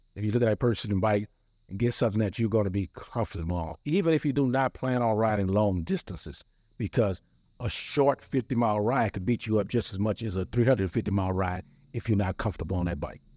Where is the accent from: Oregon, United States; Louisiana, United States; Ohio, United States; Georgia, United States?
Louisiana, United States; New Orleans; now in California, United States; We from New Orleans, born and raised in New Orleans